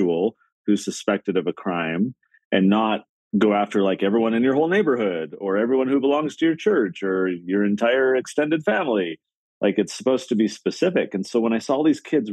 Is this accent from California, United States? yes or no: yes; San Diego, California, United States; I grew up in San Diego, California.